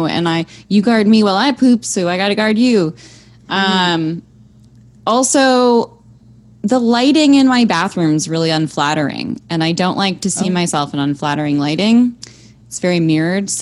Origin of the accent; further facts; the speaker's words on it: Toronto, Ontario, Canada; also born or lived in Montreal; I'm from Toronto. Born and raised